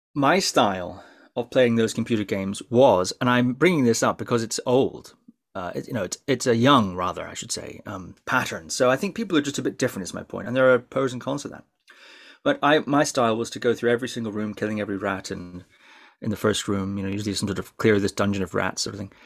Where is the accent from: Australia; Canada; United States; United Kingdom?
United Kingdom; Shetland, Scotland; growing up in Shetland, yeah, it is a strange place to grow up.